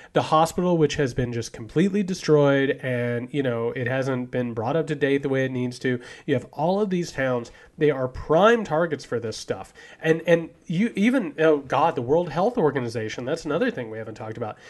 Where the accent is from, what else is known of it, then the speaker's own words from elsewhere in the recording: Greene County, Indiana, United States; I'm from Greene County, Indiana